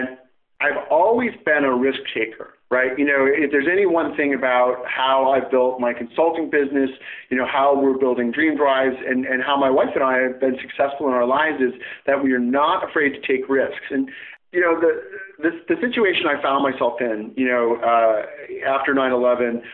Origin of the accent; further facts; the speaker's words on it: a small town outside of Chicago, Illinois, United States; now in Pacific Northwest, United States; I grew up in the Midwest and in a small town outside of Chicago